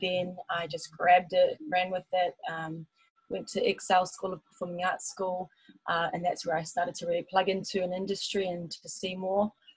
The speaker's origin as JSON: {"language": "English", "town": "Taupo", "region": "Waikato", "country": "New Zealand", "tie": "born or raised there", "also_born_or_lived": "Auckland / Melbourne", "moved": "as an adult", "said": "I was born in Auckland, but then when I was about nine years old, I moved to Taupo and I did all my schooling and was raised there."}